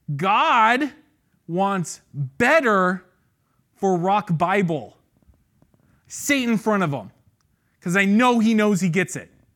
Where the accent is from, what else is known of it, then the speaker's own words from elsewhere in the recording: San Ramon, California, United States; I grew up in Saint Ramon